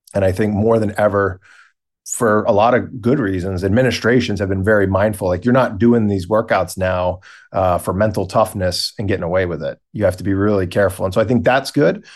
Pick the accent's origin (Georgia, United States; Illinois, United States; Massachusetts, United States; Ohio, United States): Massachusetts, United States; Boston; We are located in Boston, Massachusetts, so where I was born and raised